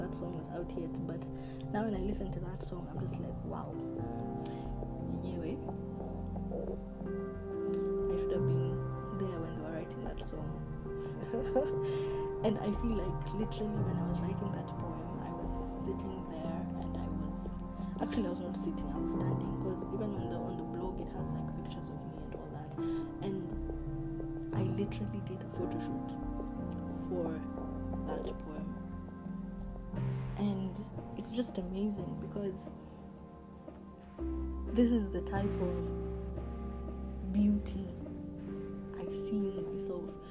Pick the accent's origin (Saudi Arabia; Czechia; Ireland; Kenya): Kenya; my father is from West Africa, but I was born in Kenya